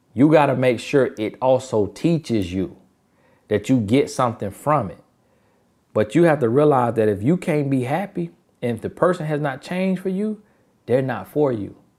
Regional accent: United States; accent: Ebonics; country; first language Ebonics (African American Vernacular English); My first language is Ebonics.

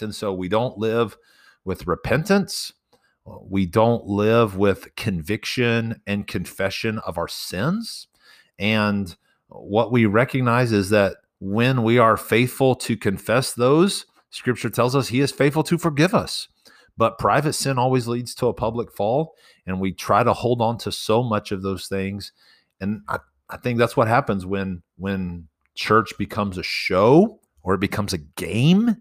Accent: Texas Panhandle, United States; I'm from the Panhandle

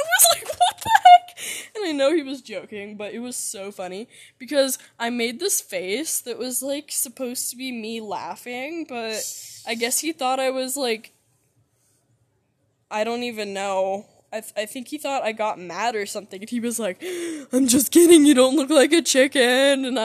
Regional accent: Seattle, Washington, United States; I was from Seattle, and I was 7 years old

